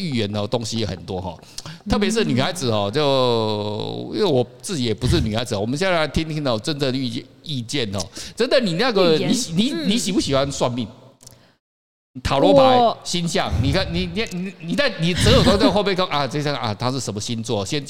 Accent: Taiwan; 可是哦，大家觉得特别我们台湾人，我不晓得为什么要信那个东西啊？那台湾人哦是蛮有趣的一个国家跟民族哦

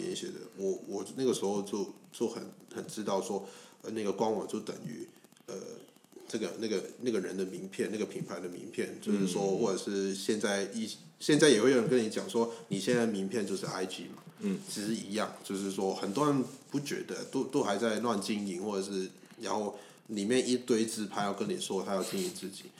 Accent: Hong Kong; 我不会跟他说我是香港人啊，我会跟他讲就是就是反正我是华侨之类的。

